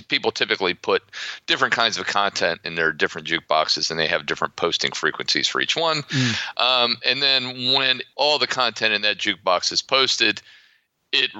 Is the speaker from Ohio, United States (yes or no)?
yes; Ohio, United States; accent: American; also born or lived in Florida; now in Poland; I grew up in Ohio, but I've spent most of my life living in the Sun Belt, principally Florida.